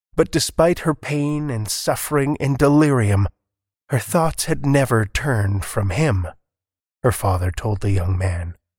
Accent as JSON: {"language": "English", "region": "Alberta", "country": "Canada", "tie": "born or raised there", "moved": "yes", "lives_now": "Saskatchewan, Canada", "said": "I spent most of my formative years in Alberta, I was born in Saskatchewan, and I moved back a little over a dozen years ago"}